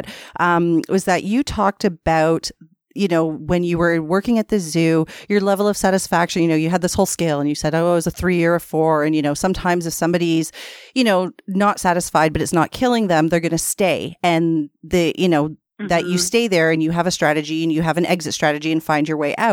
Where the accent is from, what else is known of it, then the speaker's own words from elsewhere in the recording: Canada; we're Canadian. We say niche